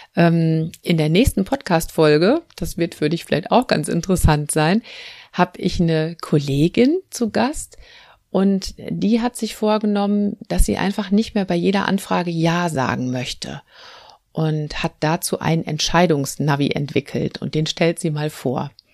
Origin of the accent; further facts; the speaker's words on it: North Rhine-Westphalia, Germany; Bei uns in Nordrhein-Westfalen